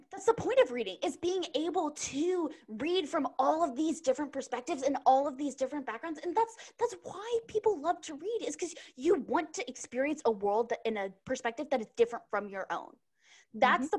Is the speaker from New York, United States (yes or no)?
no; Texas, United States; I grew up in Texas